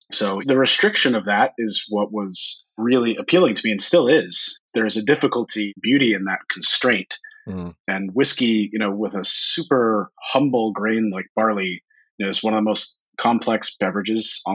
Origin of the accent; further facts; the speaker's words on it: Tacoma, Washington, United States; also born or lived in Seattle; I grew up here in the Pacific Northwest. So I live in Seattle now, but I grew up about 30, 45 minutes south of here. So born and raised here all my life